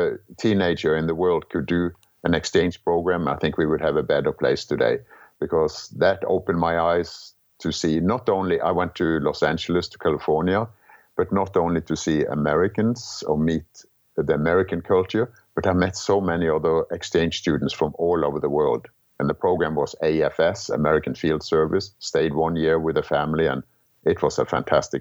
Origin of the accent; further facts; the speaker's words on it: Kristiansand, Agder, Norway; English is a second language; moved away as an adult; growing up in Norway